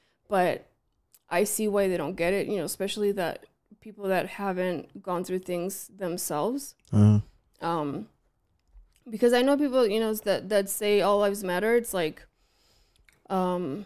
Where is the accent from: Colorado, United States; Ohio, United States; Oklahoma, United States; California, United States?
California, United States; the Valley; I grew up in the Valley where there was everything